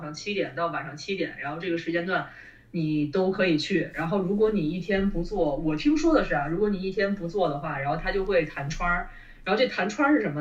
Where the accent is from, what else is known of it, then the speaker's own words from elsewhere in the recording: Beijing, China; 我是一个北京人